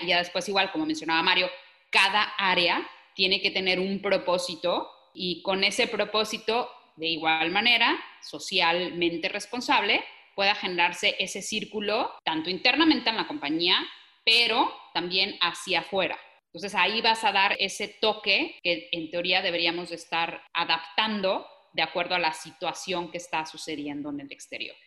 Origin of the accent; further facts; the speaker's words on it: Mexico; soy mexicana, porque quiero crecer a mi país, porque conozco el mercado mexicano